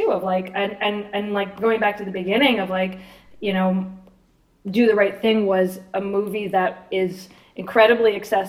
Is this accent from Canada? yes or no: yes; East Coast, Canada; as a woman who has a specific experience growing up in the East Coast of Canada